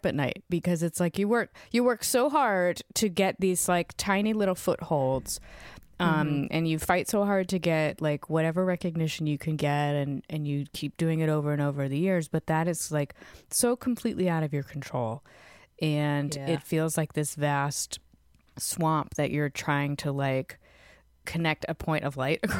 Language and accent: English; Fredericksburg, Virginia, United States; I grew up in Virginia, a town called Fredericksburg, which has a college in it and is, you know, an hour from D.C. and an hour from Richmond. So like, pretty cultural given how small it was at the time.